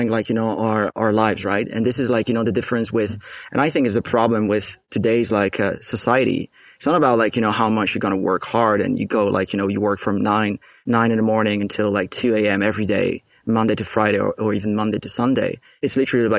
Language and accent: English; Paris, Île-de-France, France; I'm born and raised in Paris